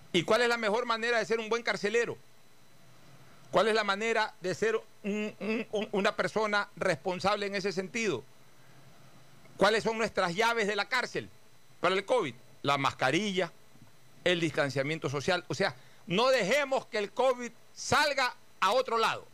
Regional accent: Guayaquil, Guayas, Ecuador; Como carceleros que somos cada uno de los guayaquileños

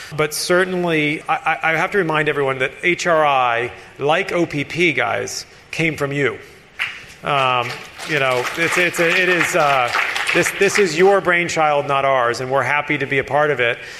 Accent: Florida Keys, United States; I grew up in the Florida Keys

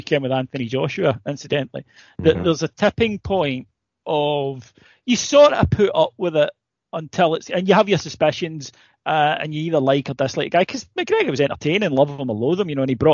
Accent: Ayrshire, Scotland, United Kingdom; I'm from Ayrshire

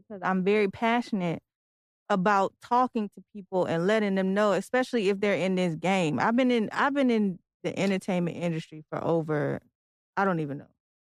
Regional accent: Detroit, Michigan, United States; now in Virginia, United States; I'm from Detroit.

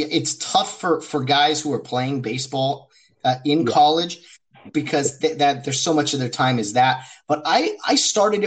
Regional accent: Glendora, California, United States; the area that I grew up in Glendora, California

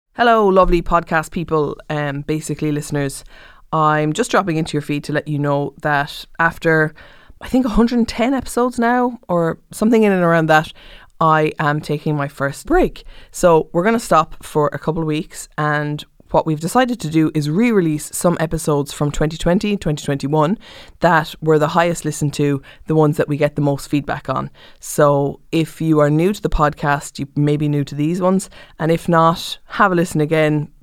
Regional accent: Cork, Munster, Ireland; I'm from Cork

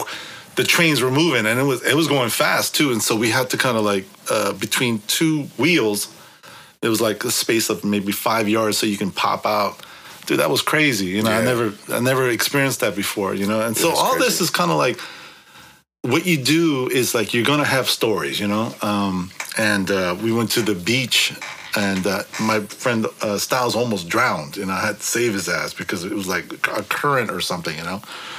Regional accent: San Francisco, California, United States; I'm from San Francisco.

